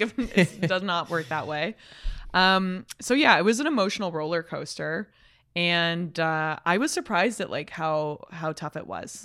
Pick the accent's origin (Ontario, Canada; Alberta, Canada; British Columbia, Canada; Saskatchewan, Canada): Alberta, Canada; Calgary; now in Toronto, Canada; I'm a kid from Calgary.